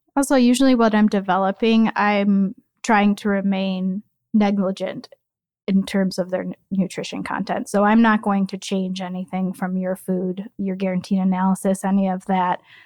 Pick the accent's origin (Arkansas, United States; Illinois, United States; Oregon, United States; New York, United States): Illinois, United States; Chicago; moved away as an adult; also born or lived in North Carolina; I am from Chicago. I was born and raised in a Southwest suburb